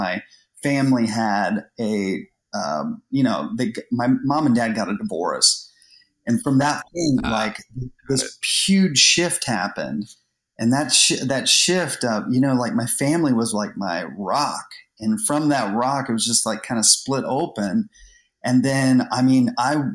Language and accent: English; Columbus, Ohio, United States; we moved to Columbus when I was maybe like 10 years old or 8 years old